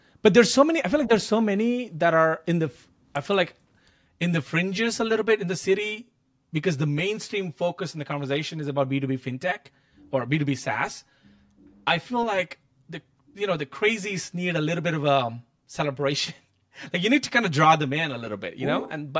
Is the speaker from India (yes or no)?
yes; India; I think growing up in India in that poverty, I'm like, I don't think I would be half the year, right?